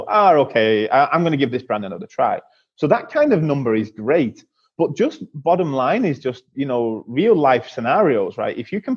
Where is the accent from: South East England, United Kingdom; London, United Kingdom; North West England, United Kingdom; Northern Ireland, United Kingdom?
North West England, United Kingdom; Manchester; my hometown in Manchester in the UK